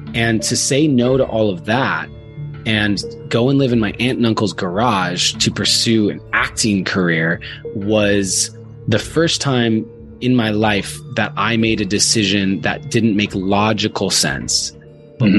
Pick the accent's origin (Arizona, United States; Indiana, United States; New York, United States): Arizona, United States; moved away as an adult; also born or lived in Glendora, California / Orange County, California; now in California, United States; I was born in Glendora, California, which is out sort of by Pasadena. I was there and then I moved to Orange County when I was in third grade. And then in sixth grade, I moved to Arizona